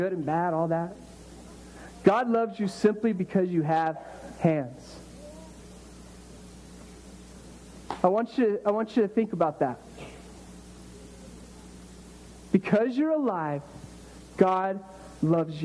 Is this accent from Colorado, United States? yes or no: yes; Colorado, United States; also born or lived in Miami; I grew up in Colorado